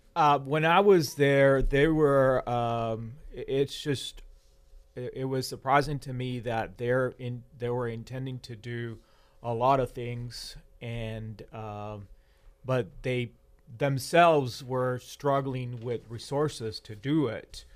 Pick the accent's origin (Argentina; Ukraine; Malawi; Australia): Argentina; moved away; I was born in Argentina and I have you know, lived in Argentina in periods of high inflation